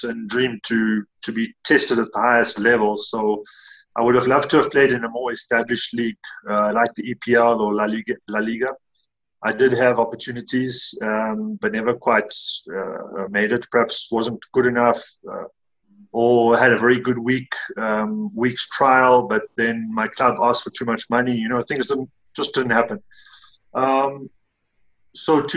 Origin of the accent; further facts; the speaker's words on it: Fish Hoek, Western Cape, South Africa; growing up in Fishhook, we had a very well-established amateur club